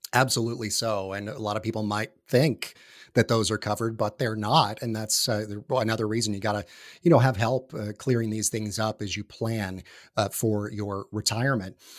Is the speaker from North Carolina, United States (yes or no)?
no; North Georgia, United States; also born or lived in New York / Florida; now in Atlanta, United States; in my hometown, uh, where I lived and grew up, up in North, uh, Georgia, northeast of Atlanta